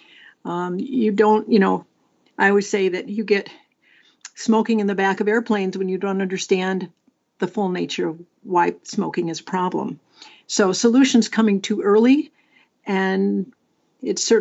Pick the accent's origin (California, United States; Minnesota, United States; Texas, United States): Minnesota, United States; my home state of Minnesota